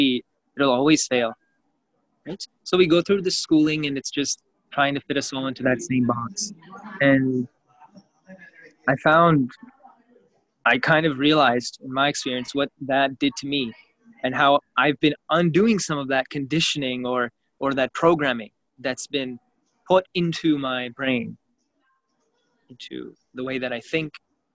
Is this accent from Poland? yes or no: no; Canada; growing up in Canada